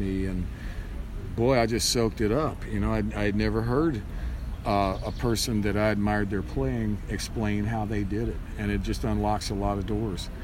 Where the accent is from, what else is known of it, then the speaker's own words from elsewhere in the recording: Bowling Green, Kentucky, United States; now in Nashville, United States; I'm from Bowling Green, Kentucky originally, so I grew up on Highway 231 headed towards Owensboro out of Bowling Green.